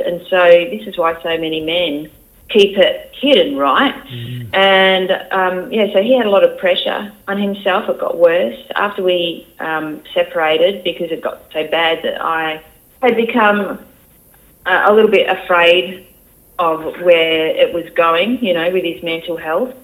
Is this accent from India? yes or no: no; Geraldton, Western Australia, Australia; accent: country accent; moved away as an adult; I'm from there, and I grew up there, and you know, pretty much my whole life